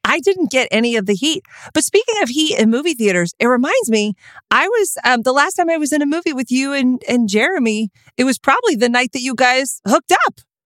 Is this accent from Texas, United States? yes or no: yes; Texas, United States; I'm from Texas